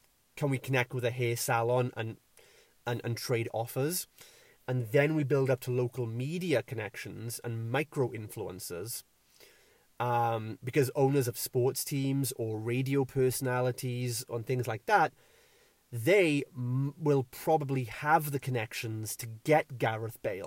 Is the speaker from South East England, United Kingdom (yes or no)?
no; Wales, United Kingdom; I'm from Wales